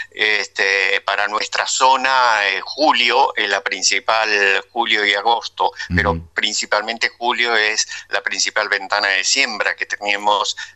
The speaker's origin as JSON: {"language": "Spanish", "town": "Rauch", "region": "Buenos Aires Province", "country": "Argentina", "said": "yo soy de Rauch, pero trabajo en algún campo de Tandil y de Ayacucho."}